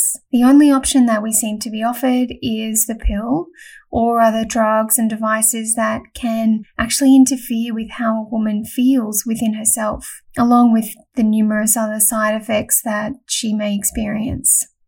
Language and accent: English; Melbourne, Victoria, Australia; originally from Melbourne, so that's my hometown too